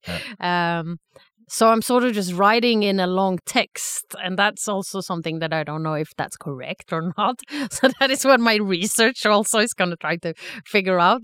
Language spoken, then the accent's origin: English; Sweden; moved away as an adult; also born or lived in Stockholm / Lucerne, Switzerland; now in Zurich, Switzerland; I'm originally from Sweden